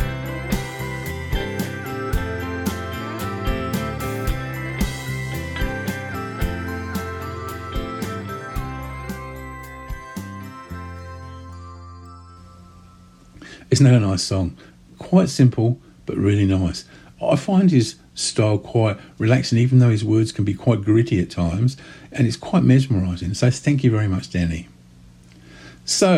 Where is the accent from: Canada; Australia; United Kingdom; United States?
Australia; as an Australian